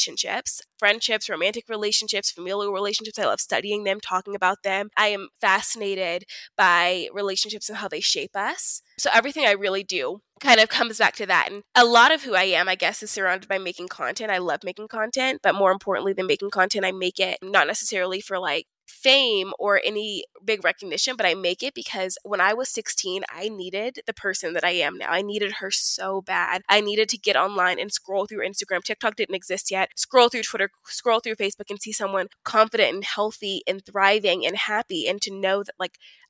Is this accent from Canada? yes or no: no; Houston, Texas, United States; moved away as an adult; also born or lived in Baltimore, Maryland / California / Dallas, Texas; now in Denver, United States; I was born in Baltimore, Maryland. I lived in California from 2 to 9, and then I grew up in Houston, Texas